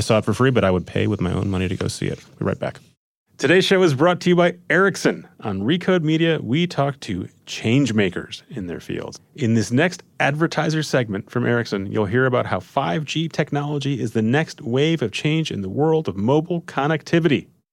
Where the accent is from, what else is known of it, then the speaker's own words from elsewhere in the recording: Minnesota, United States; Suburban Minnesota